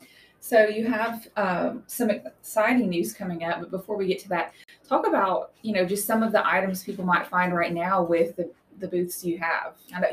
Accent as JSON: {"language": "English", "region": "Tennessee", "country": "United States", "said": "I tell people, I came from East Tennessee, and yeah, we had a four-wheeler."}